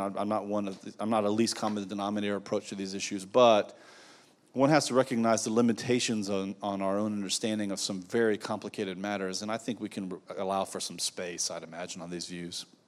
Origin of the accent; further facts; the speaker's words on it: United States; I am an American, I'm very thankful for my country